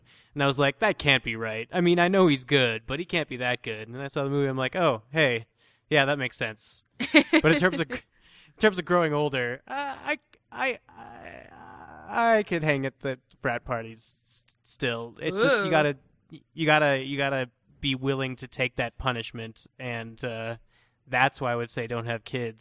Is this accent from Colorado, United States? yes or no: yes; Colorado, United States; moved away as an adult; also born or lived in New York; I grew up sort of in Colorado, went to high school here